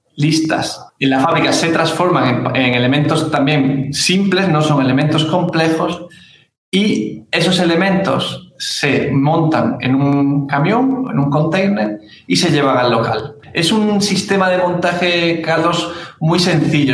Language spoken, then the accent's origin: Spanish; Granada, Andalusia, Spain; moved away as an adult; now in São Paulo, Brazil; soy español, de Granada